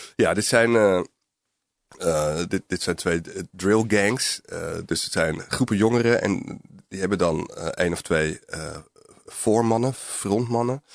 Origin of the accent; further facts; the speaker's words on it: Alkmaar, North Holland, Netherlands; also born or lived in Amsterdam; ik ben geboren in Amsterdam, maar ik groeide vanaf mijn vijfde tot mijn achttiende op, op in een arbeiderswijk eigenlijk in de buurt van Alkmaar